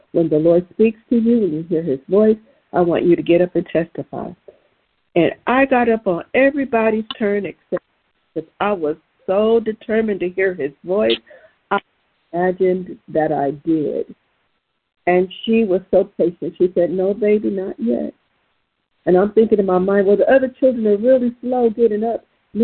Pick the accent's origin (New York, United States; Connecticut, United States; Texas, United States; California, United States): California, United States; Southern; where I grew up in Southern California.